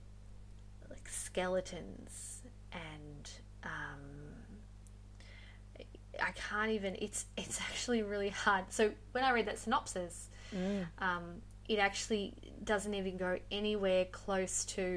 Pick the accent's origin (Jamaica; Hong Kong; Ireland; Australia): Australia; Western Australia; I'm actually from Western Australia